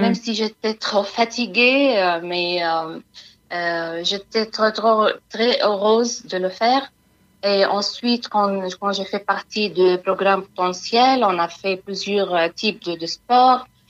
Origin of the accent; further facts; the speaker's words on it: Palestine; French is a second language; moved away as an adult; now in France; je suis palestinienne et je suis arrivée en France euh, en 2016